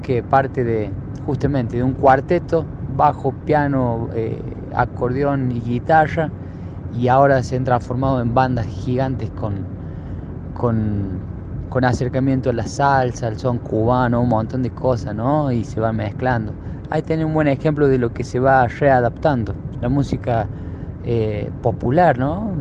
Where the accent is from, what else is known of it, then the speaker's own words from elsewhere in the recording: Villa Dolores, Córdoba, Argentina; moved away as an adult; now in Córdoba, Argentina; Yo soy del oeste cordobés, allí en el límite con San Luis y desde la, Pampa, de Pocho, el límite con La Rioja, ahí atrás de la sierra